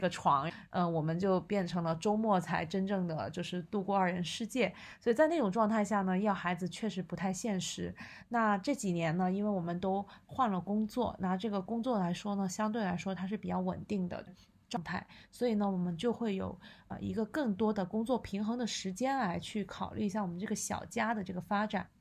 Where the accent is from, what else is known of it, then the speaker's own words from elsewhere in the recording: southern China, China; now in Beijing, China; 我是南方人